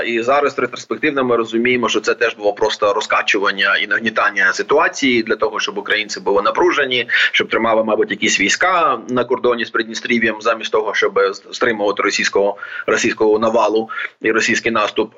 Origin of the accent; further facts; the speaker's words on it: Odesa Oblast, Ukraine; моя рідна Одеська область